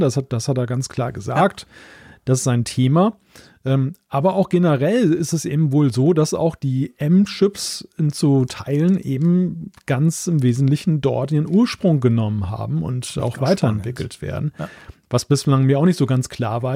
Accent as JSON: {"language": "German", "country": "Germany", "said": "als Deutscher"}